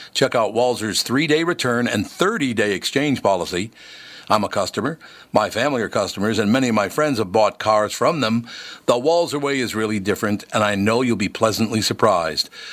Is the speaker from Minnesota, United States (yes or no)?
yes; Minnesota, United States; moved away as an adult; I was born in Minnesota, raised in Minnesota, came back to Minnesota after I had left to do some business elsewhere.